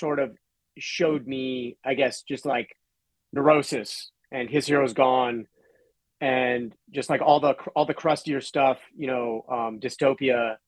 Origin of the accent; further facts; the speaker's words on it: Bay Area, California, United States; now in Pacific Northwest, United States; I grew up in the Bay Area